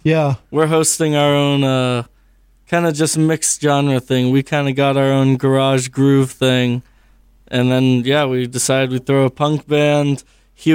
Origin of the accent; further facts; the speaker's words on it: Concord, New Hampshire, United States; also born or lived in Pittsfield; But yeah, we're from Concord, and that's where we're based at this moment.